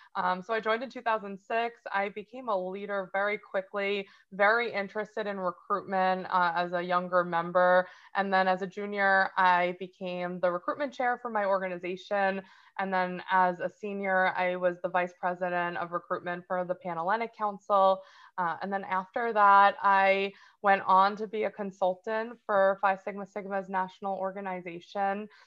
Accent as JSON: {"language": "English", "region": "New Jersey", "country": "United States", "said": "I'm from New Jersey originally"}